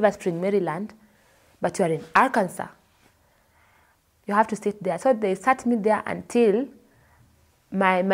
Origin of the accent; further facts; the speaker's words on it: Kenya; moved away as an adult; also born or lived in Dallas, United States / New Jersey, United States; now in United States; I'm from Kenya